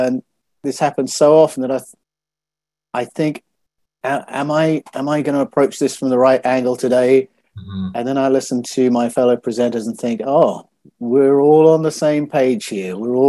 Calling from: Australia; It's this morning because I'm speaking from Australia.

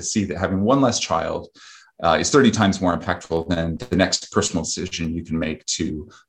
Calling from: Vermont, United States; I am speaking from Vermont, where I live on a farm.

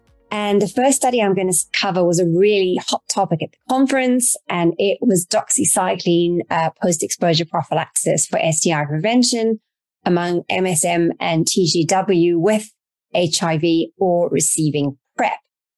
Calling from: Canada; I am dialing in from Canada, a very beautiful part of Canada

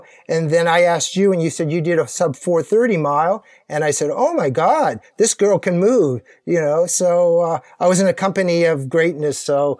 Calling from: Kingston, New York, United States; I'm joining you from Kingston, New York, and I live most of my life in New York City.

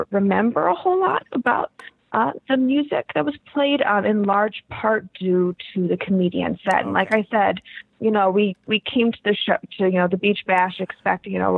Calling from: East Haven, Connecticut, United States; I'm from East Haven.

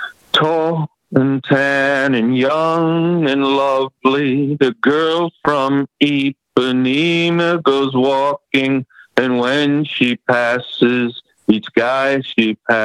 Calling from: Kearney, Nebraska, United States; I'm in Kearney.

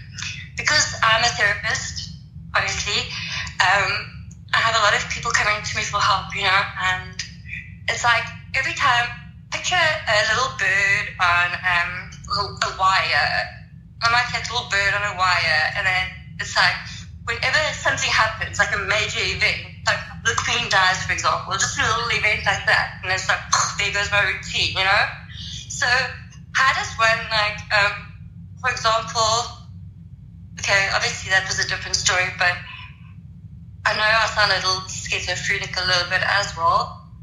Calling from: South Africa; Sorry if you can't hear me. I'm praying from South Africa.

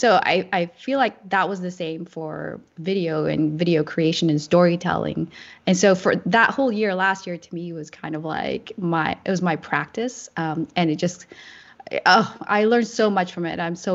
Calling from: California, United States; Yeah, I am joining you from the San Francisco Bay Area.

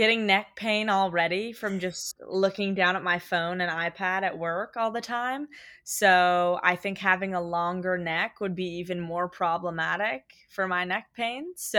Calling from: Los Angeles, California, United States; My pronouns are she, her, hers. And I am tuning in from Los Angeles.

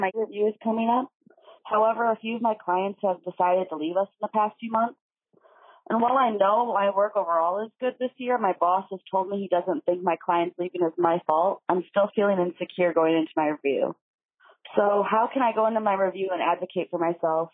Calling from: Milwaukee, Wisconsin, United States; from Milwaukee

